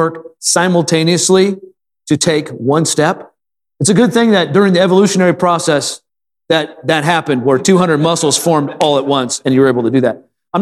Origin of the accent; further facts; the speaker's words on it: Wisconsin, United States; moved away; I grew up in Wisconsin where there's a lot of ducks